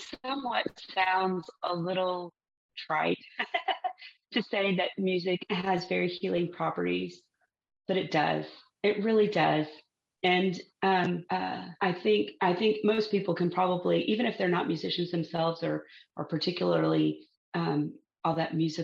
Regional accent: Texas, United States; growing up in Texas

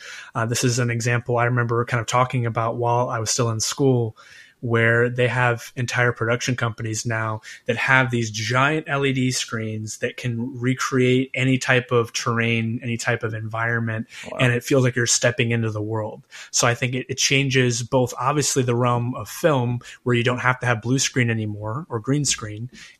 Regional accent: United States; as an American actor

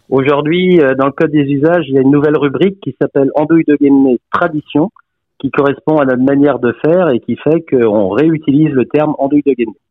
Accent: Brittany, France; on est très fiers de notre Bretagne

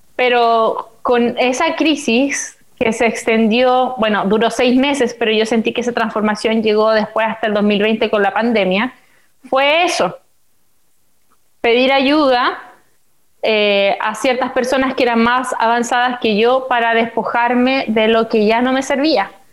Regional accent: Coronel, Biobío, Chile; moved away as an adult; also born or lived in China; si nosotros habíamos nacido en coronel

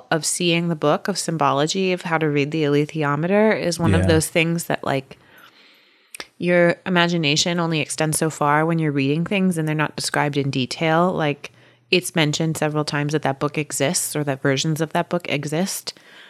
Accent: United States; And I'm just unaware because I'm a American and I haven't had the pleasure.

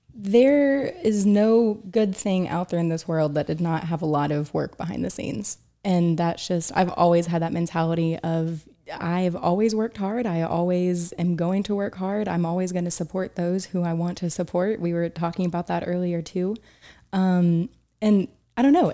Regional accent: Chattanooga, Tennessee, United States; moved away as an adult; also born or lived in Boone, North Carolina / Atlanta, Georgia / Oxford; now in New York City, United States; I was raised in Chattanooga, Tennessee

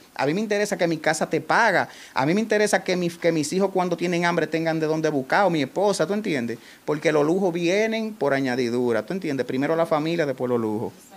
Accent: Salcedo, Hermanas Mirabal, Dominican Republic; estoy tan comprometido con mi pueblo y con lo que yo hago aquí

